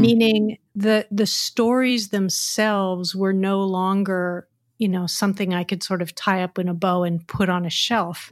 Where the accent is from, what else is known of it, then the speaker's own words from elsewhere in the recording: United States; now in San Francisco, United States; as an American culture